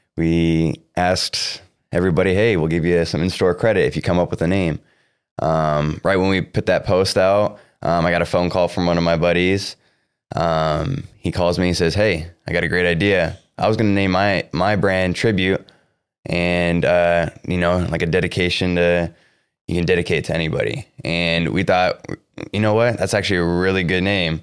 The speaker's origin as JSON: {"language": "English", "town": "Cedar Rapids", "region": "Iowa", "country": "United States", "tie": "born or raised there", "said": "I grew up in, uh, Cedar Rapids, Iowa."}